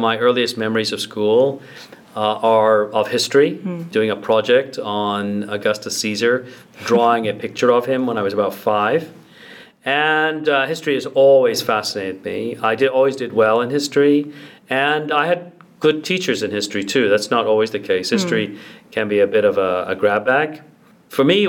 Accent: Ancaster, Ontario, Canada; also born or lived in England; I was raised in Ancaster.

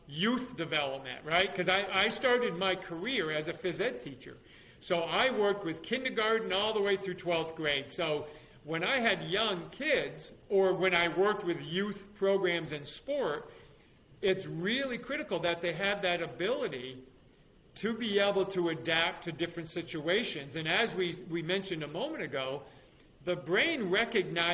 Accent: New York, United States; moved away as an adult; also born or lived in Alabama / Florida; my home state of New York

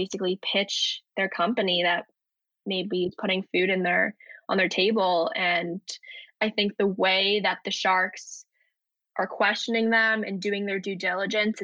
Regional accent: United States; I was born and raised in the US and my parents never spoke the languages to me

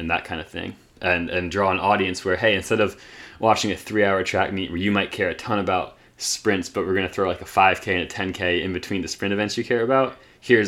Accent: Raleigh, North Carolina, United States; growing up in Raleigh

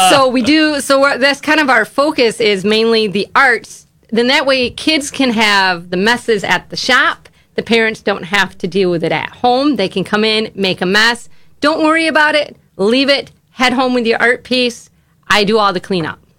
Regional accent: Grand Rapids, Michigan, United States; moved away as an adult; now in Waupaca, United States; We're actually originally from Grand Rapids, Michigan

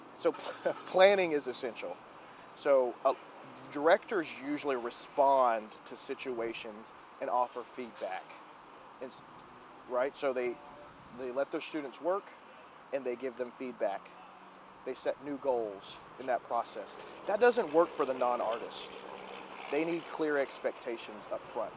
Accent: Gatesville, Texas, United States; I grew up in Gatesville, Texas

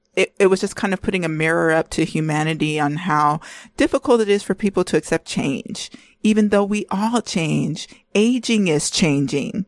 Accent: California, United States; we're both from California

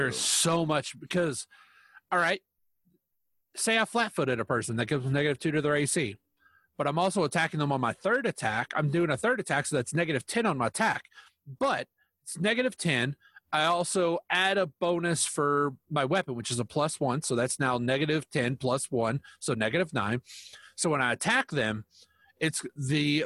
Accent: United States; I'm American.

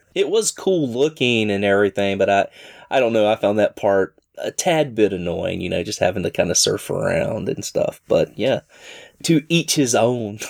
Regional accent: Southern, United States; accent: rough Southern; my rough Southern accent

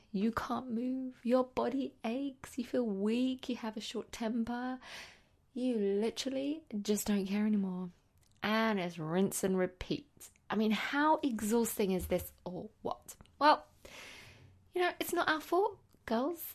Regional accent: London, United Kingdom; I'm a teacher from London

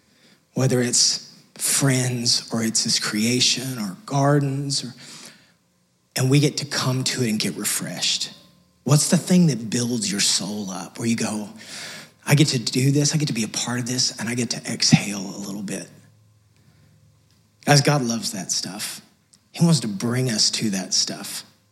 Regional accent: Texas, United States; Sorry, we came from West Texas. It just doesn't do that out there. So I'm still trying to get used to it. 5 years later.

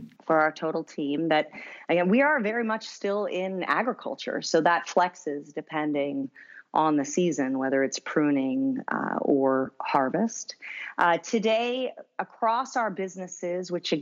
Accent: New Jersey, United States; moved away as an adult; also born or lived in Princeton, New Jersey; now in San Francisco Bay Area, United States; I was born and raised in New Jersey

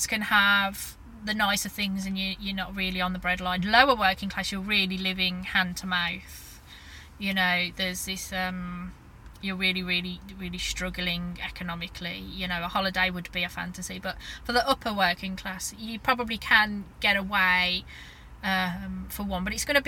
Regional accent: Birmingham, West Midlands, United Kingdom; I'm from Birmingham

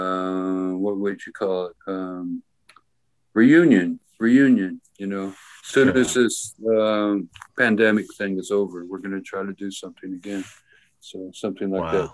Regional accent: Manhattan, Kansas, United States; also born or lived in Lawrence, Kansas; I was born in Manhattan, Kansas, about an hour away

